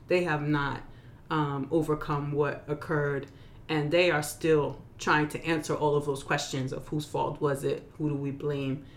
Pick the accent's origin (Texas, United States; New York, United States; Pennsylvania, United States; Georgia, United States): New York, United States; now in North Carolina, United States; I'm from New York originally, and it's reminding me of home.